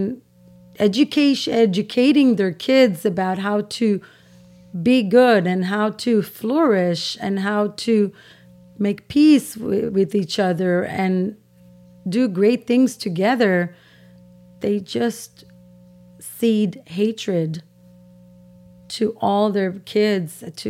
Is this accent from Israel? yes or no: yes; Israel; first language Persian; English is a second language; also born or lived in Iran; now in United States; I was born in Israel, born in Israel. When I was two, my parents decided to go back to Iran.